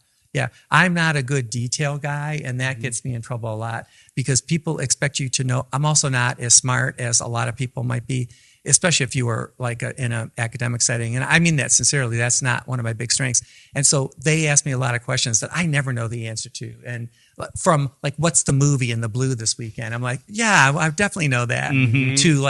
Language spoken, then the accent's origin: English; Midwest, United States; I'm a Midwesterner.